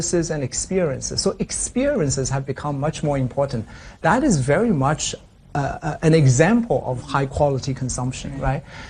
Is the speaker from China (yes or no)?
yes; China; moved away; also born or lived in United States; I grew up in China. I went to the U.S.